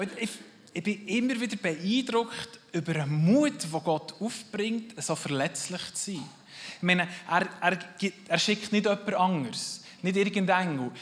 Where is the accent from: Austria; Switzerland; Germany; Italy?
Switzerland; als Schweizer